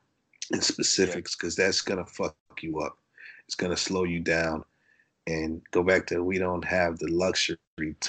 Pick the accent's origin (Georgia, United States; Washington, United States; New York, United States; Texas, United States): New York, United States; Brooklyn; moved away; also born or lived in Ohio / Florida / Arizona / Los Angeles; I'm from Brooklyn, but I grew up in Brooklyn. My mom is from Ohio, so I've been between New York and Ohio